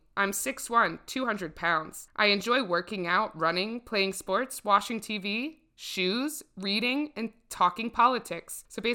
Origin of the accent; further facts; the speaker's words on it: Columbus, Ohio, United States; I grew up in Columbus, Ohio, graduated from Westerville South in 2000.